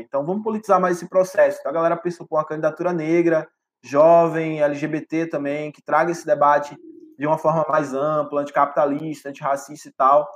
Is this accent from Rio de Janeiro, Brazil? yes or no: no; Ipirá, Bahia, Brazil; Eu sou, cara, um pivete nascido do interior do interior da Bahia, numa cidade de média 60 mil habitantes, chamada Ipirá